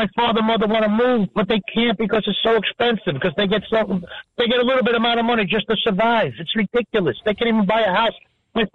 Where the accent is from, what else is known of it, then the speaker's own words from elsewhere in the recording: Hoboken, New Jersey, United States; I grew up in Hoboken, right?